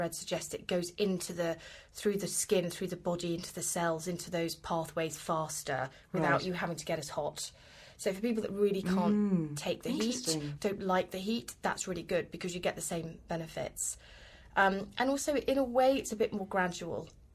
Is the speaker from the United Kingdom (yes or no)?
yes; United Kingdom; I'm British. We don't do nudity